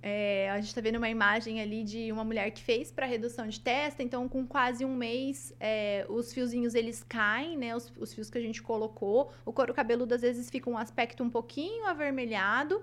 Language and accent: Portuguese; Maringá, Paraná, Brazil; eu nasci aqui em Maringá, então eu sou da cidade de Maringá. É, cresci aqui